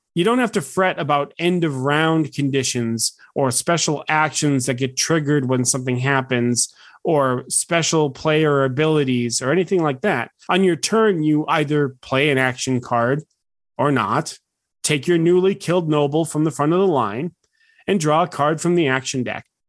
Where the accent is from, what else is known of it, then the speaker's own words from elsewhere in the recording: United States; As an American